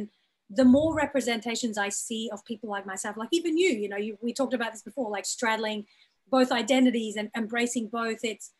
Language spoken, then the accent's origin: English; Brisbane, Queensland, Australia; moved away as an adult; also born or lived in Birmingham, United Kingdom; now in Los Angeles, United States; my identity as a South Asian woman who was born in Birmingham in the UK, raised in Australia, living in Los Angeles, my parents are from East Africa.